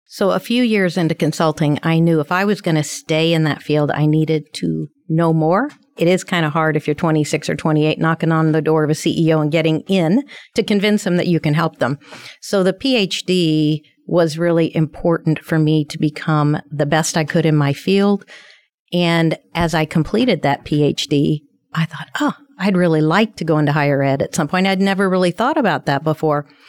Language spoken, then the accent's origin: English; Ferdinand, Indiana, United States; also born or lived in Dallas, Texas; where I grew up in Ferdinand